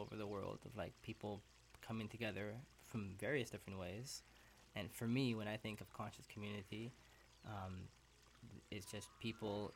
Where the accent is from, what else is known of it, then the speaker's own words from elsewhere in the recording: Calgary, Alberta, Canada; also born or lived in Toronto / Peru; now in Vancouver, Canada; I was born in Toronto, raised in Calgary